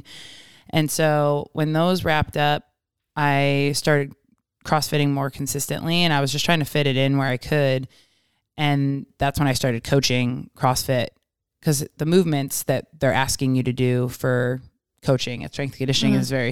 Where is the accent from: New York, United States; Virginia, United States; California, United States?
New York, United States; Rochester; moved away as an adult; now in Bay Area, United States; where I'm from, Rochester, New York area